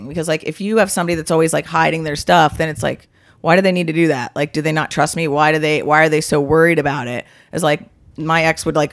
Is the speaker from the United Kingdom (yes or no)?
no; Curaçao; moved away; I'm from Curacao. Yeah, I was born in Curacao